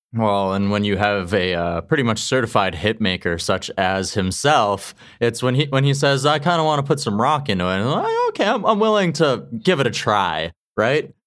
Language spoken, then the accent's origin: English; Qu'Appelle Valley, Saskatchewan, Canada; I'm originally from Saskatchewan